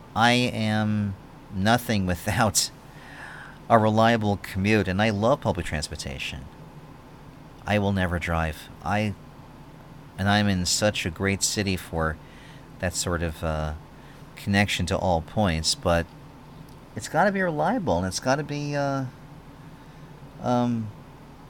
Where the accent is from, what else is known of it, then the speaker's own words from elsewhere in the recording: New York, United States; now in Philadelphia, United States; I'm from New York.